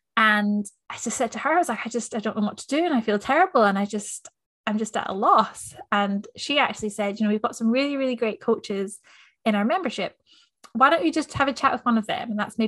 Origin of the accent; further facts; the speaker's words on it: Scotland, United Kingdom; also born or lived in New Zealand; now in Melbourne, Australia; I'm a Scottish Kiwi. I've lived in Melbourne for 4 years now.